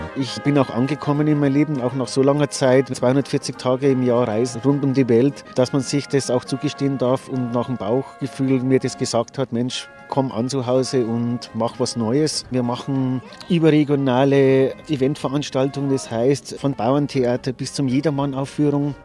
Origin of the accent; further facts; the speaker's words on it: Bavaria, Germany; moved away as an adult; also born or lived in Norway; als Deutscher, als Bayer im Wintersportland Nummer 1 in Norwegen arbeiten dürfen